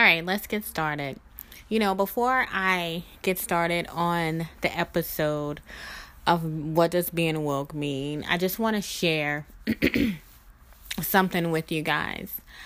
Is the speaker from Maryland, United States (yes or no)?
no; Mississippi, United States; accent: Southern; moved away as an adult; also born or lived in New Orleans, Louisiana; I am a Southern girl, born and raised in Mississippi